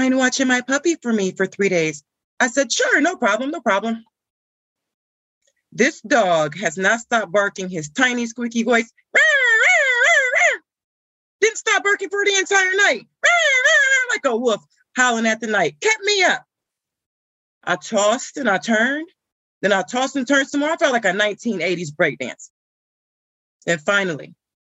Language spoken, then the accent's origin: English; Ohio, United States; I'm from Ohio